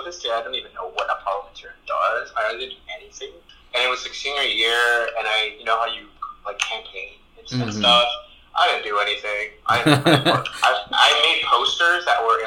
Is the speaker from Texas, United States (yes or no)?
yes; Texas, United States; first language Spanish; English is a second language; also born or lived in Mexico; Mexican-American immigrant who is a gay man. And I think growing up in Texas